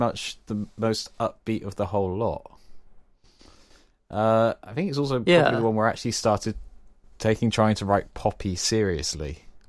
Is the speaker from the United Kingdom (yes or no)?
yes; South West England, United Kingdom; We're both Cornish, so it's fine.